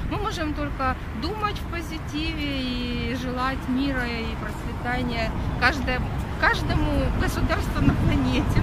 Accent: Mariupol, Donetsk Oblast, Ukraine; now in Kyiv, Ukraine; Я сама из Мариуполя, Я родилась там. Ну, давно, правда, в Киеве

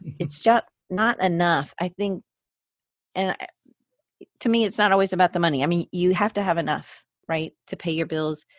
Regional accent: Atlanta, Georgia, United States; moved away as an adult; also born or lived in Auburn, Alabama / Denver, Colorado; I grew up in the South, so uh, in Atlanta, Georgia

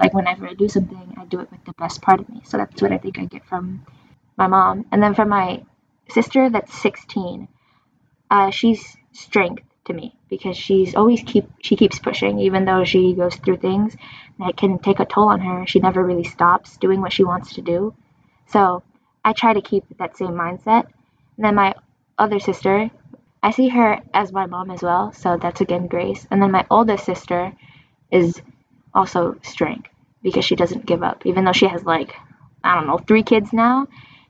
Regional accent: Michigan, United States; born or raised there; also born or lived in New York

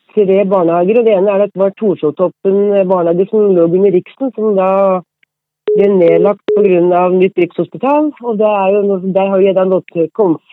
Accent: Vang, Innlandet, Norway; moved away as an adult; also born or lived in Oslo; jeg er hedmarking og kommer fra Vang utenfor Hamar.

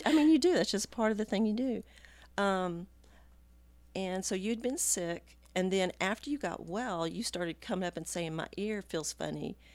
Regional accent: Texas, United States; moved away as an adult; now in California, United States; I was born and raised in Texas

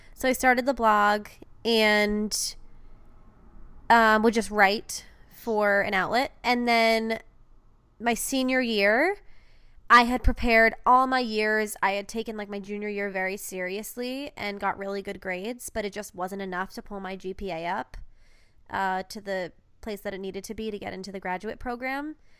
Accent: New Hampshire, United States; University of New Hampshire, um, in my, my home state

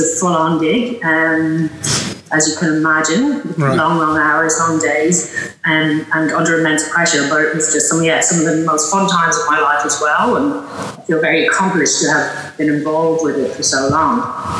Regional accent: Dublin, Leinster, Ireland; moved away as an adult; now in Australia; I was born in Ireland, in Dublin, and lived there until I was about mid-20s, I think I moved to Australia. Right. Grew up in Dublin

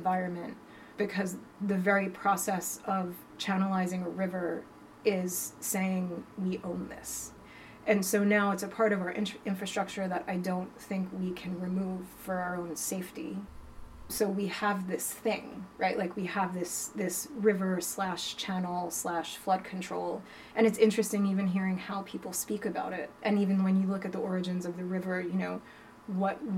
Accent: New York City, New York, United States; also born or lived in London; now in Los Angeles, United States; I am originally from Staten Island, New York, and I moved to LA at the end of 2012 from London, where I lived for 16 years

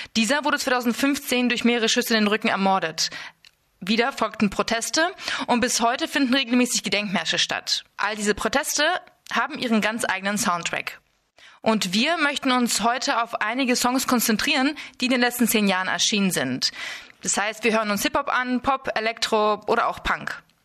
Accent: Kazakhstan; moved away; ich wurde in Kasachstan geboren

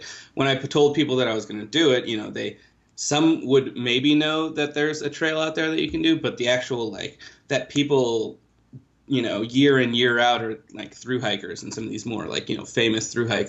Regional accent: Chicago, Illinois, United States; moved away; also born or lived in India / Kansas City; Hi everyone … I'm originally from Chicago, but was based in Kansas City.

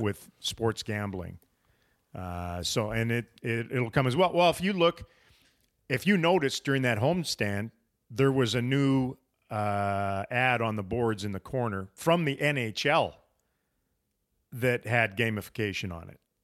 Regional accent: United States; to me as an American that I am

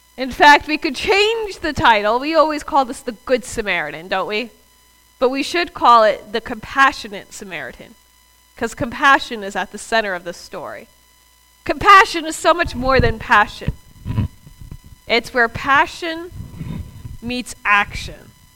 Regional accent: the South, United States; I'm from the South

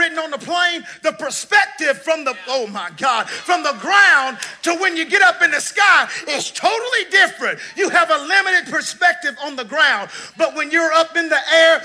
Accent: the South, United States; I'm from the South.

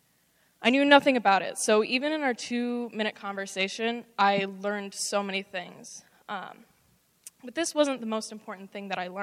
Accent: Minnesota, United States; I grew up in Minnesota

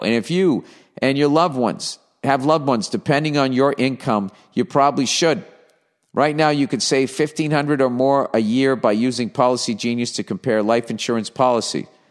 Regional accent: Boston, Massachusetts, United States; accent: Boston; moved away as an adult; now in Los Angeles, United States

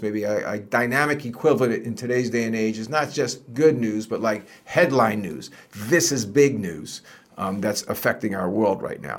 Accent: New Jersey, United States; I grew up in Jersey

